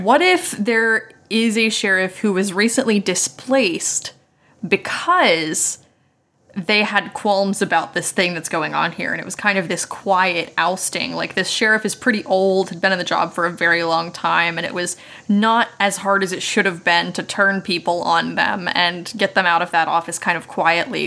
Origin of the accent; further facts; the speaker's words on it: Morgantown, West Virginia, United States; moved away as an adult; I was born and raised in West Virginia for, you know, the first, like, twenty years of my life in the same house